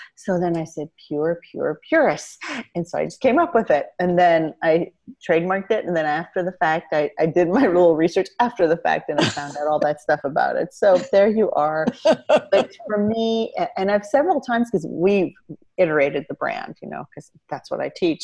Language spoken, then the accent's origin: English; Indiana, United States; also born or lived in Iran; i got to grow up in the midwest in indiana and it was a wonderful upbringing